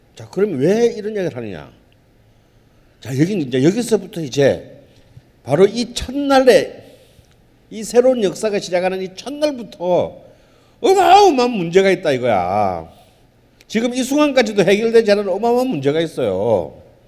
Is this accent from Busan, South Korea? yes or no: yes; Busan, South Korea; 본의 아니게 제 고향이 부산이 됐습니다.